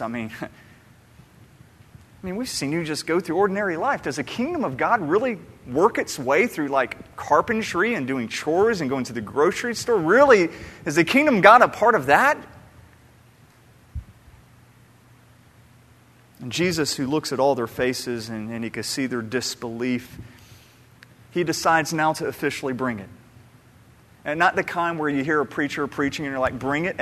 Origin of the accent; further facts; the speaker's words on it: Atlanta, Georgia, United States; moved away; my hometown back in Atlanta